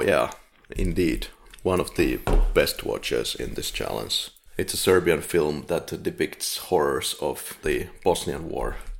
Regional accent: Finland; now in Poland; I'm from Finland.

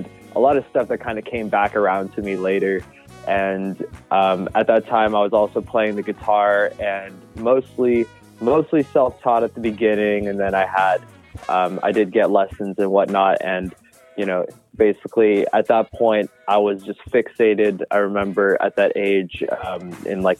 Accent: Bay Area, California, United States; moved away as an adult; now in Los Angeles, United States; I'm originally from the Bay Area here in California. And right now I'm based in Los Angeles

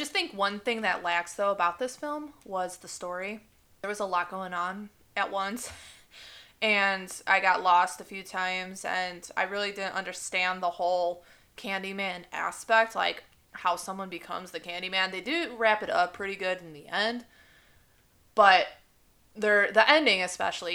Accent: Chicago, Illinois, United States; I'm blessed to have lived so close to Chicago over the years, like since I was born

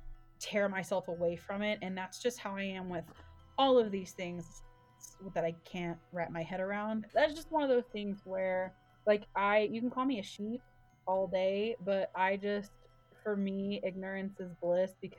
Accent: Dallas, Texas, United States; now in Colorado, United States; I'm from Dallas, but we live in Colorado

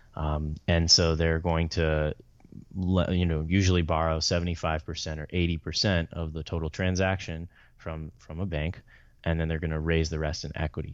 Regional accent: Atlanta, Georgia, United States; also born or lived in Chicago; I'm from the Atlanta area. I was born in Chicago, but moved there when I was young

